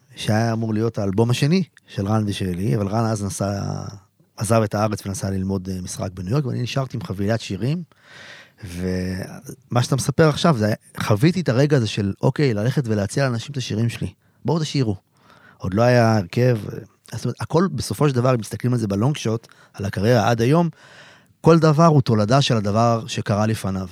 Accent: a kibbutz near Haifa, Haifa District, Israel; moved away as an adult; also born or lived in Tel Aviv; הייתי נוסע מהקיבוץ שלי, שנמצא לא רחוק מחיפה

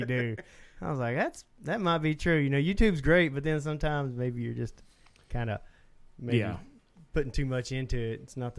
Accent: Southeast Oklahoma, United States; born or raised there

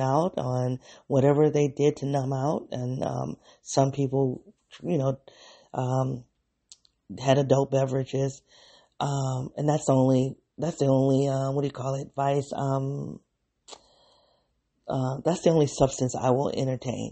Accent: Midwest, United States; moved away as an adult; also born or lived in the South; I'm from the Midwest, and I'm in like this, from a factory town

